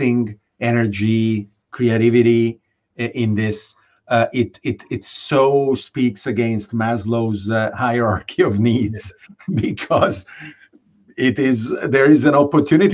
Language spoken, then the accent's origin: English; Budapest, Hungary; moved away; I grew up in Budapest